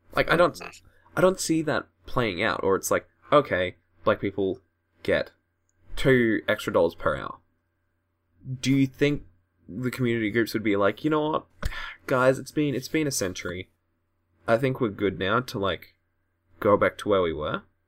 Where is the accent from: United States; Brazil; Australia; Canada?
Australia; I'm from Australia